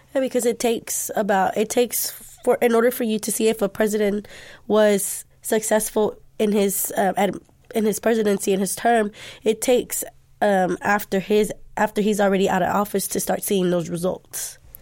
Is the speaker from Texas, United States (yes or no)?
yes; Dallas, Texas, United States; I am Dallas native. I'm from Pleasant Grove.